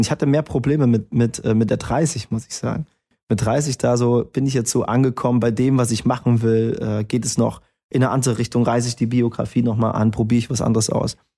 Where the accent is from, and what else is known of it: Erfurt, Thuringia, Germany